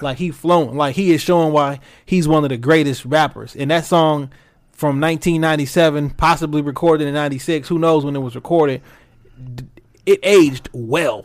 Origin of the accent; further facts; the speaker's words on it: Detroit, Michigan, United States; I'm from Detroit